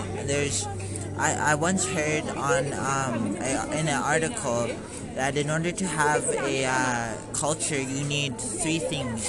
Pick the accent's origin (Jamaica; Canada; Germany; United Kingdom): Canada; Brandon, Manitoba; I am a local from Brandon, Manitoba